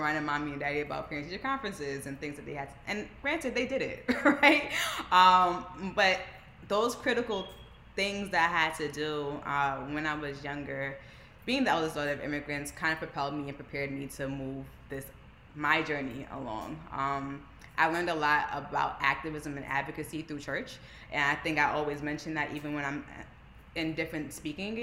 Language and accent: English; New York City, New York, United States; I'm from Brooklyn, New York. My parents immigrated from Jamaica 26 years ago now, in 1996, to New York. And I was born and raised there